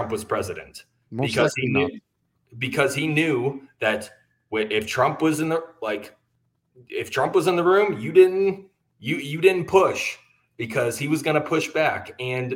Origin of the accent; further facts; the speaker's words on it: Texas, United States; I'm from Texas